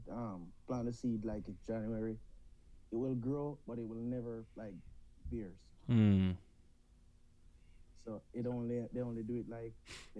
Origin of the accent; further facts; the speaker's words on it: Jamaica; moved away as an adult; now in Tulsa, United States; I'm from Jamaica